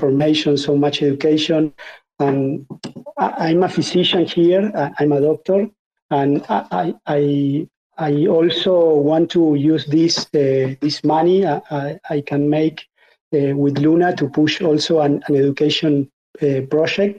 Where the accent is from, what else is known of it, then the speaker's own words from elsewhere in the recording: Argentina; I'm from Argentina, which is a country which has like 50% inflation